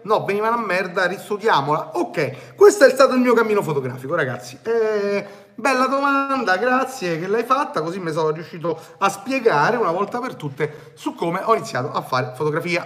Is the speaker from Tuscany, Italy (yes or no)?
no; Rome, Lazio, Italy; also born or lived in Turin; so di Roma